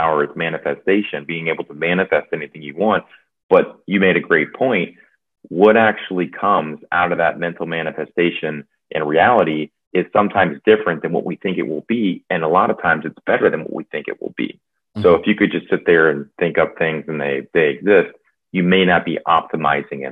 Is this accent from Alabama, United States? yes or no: no; Louisiana, United States; also born or lived in New Orleans, Louisiana; I'm from Louisiana and was in New Orleans for about 10 years